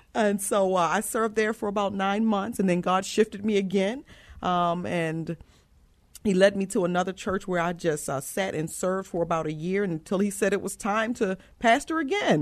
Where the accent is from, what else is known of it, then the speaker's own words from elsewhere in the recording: Baltimore, Maryland, United States; moved away as an adult; also born or lived in York, Pennsylvania / Georgia; now in San Antonio, United States; I am originally from Baltimore, Maryland, so I'm from the East Coast, and, um, I was born and raised there